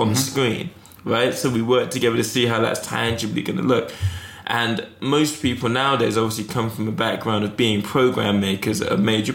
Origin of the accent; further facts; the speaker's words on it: Eastbourne, South East England, United Kingdom; also born or lived in Toronto; now in London, United Kingdom; I was growing up in Eastbourne.